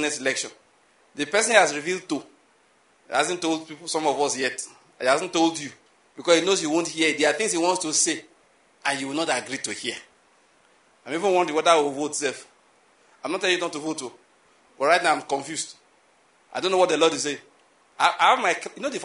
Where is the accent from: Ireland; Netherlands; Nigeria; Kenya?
Nigeria; as a Nigerian